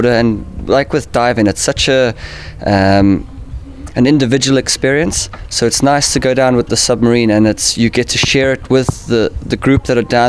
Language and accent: English; Cape Town, Western Cape, South Africa; also born or lived in United Kingdom; I'm from Cape Town, South Africa. Grew up there, and now I live between the UK and South Africa.